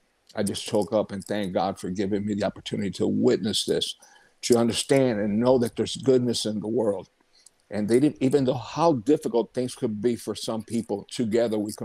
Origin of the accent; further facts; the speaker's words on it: Tampa, Florida, United States; my hometown where I was born, in Tampa, Florida